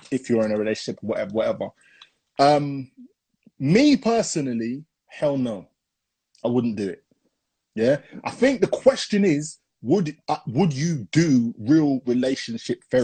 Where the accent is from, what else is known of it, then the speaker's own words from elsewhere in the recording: Hackney, London, United Kingdom; born there; Yeah. I was born